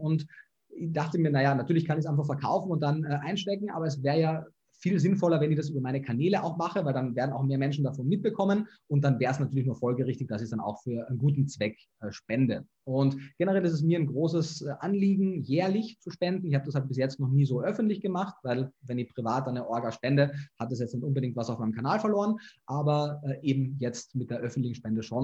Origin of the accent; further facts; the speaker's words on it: Klagenfurt, Carinthia, Austria; moved away; also born or lived in Germany / Vienna; bin aus Kärnten, aus Klagenfurt